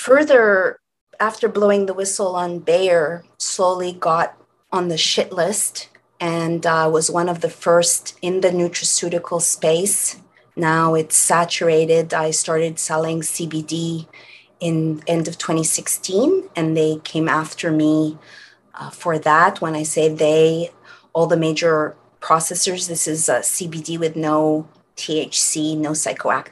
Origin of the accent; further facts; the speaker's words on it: Montreal, Quebec, Canada; now in California, United States; I hail originally from Montreal, Canada.